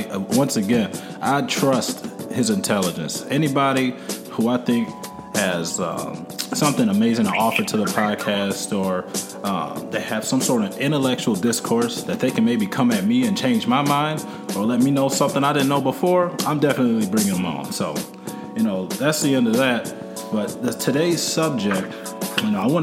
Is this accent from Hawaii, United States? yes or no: no; Cleveland, Ohio, United States; my hometown in Cleveland, Ohio